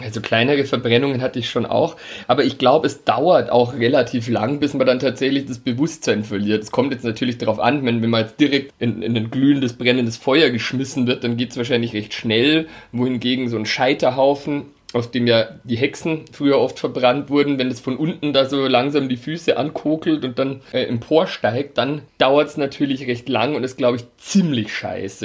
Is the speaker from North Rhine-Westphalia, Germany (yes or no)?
no; Altötting, Bavaria, Germany; ich komme aus Altötting